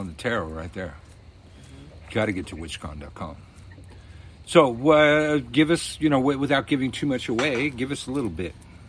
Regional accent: California, United States; We're originally from California, so it's cold.

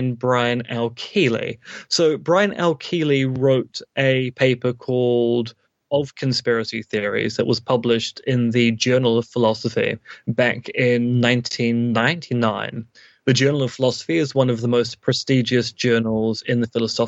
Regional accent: Devonport, Auckland, New Zealand; now in Beijing, China; growing up in Devonport in the 80s

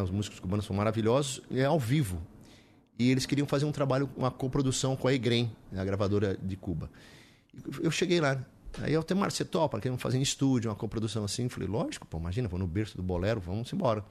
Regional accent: São Paulo, Brazil; moved away as an adult; also born or lived in Olinda; now in Atibaia, Brazil; Eu sou paulistano ali, nasci em Santa Cecília, né? Nasci aqui em São Paulo

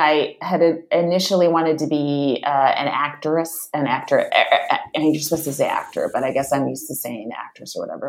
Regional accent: Walnut Creek, California, United States; moved away as an adult; also born or lived in New York; I'm from Walnut Creek, which is in the East Bay

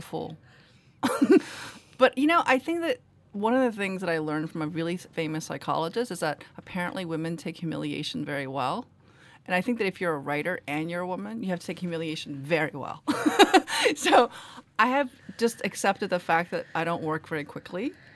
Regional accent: New York City, New York, United States; English is a second language; also born or lived in Korea; I grew up in Queens, where there's a lot of Irish Americans.

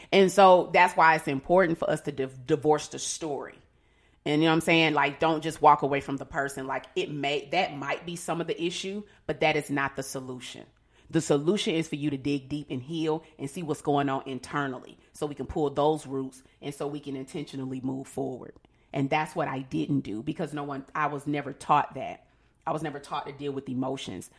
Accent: Atlanta, Georgia, United States; I am a mother of two children and I'm from Atlanta

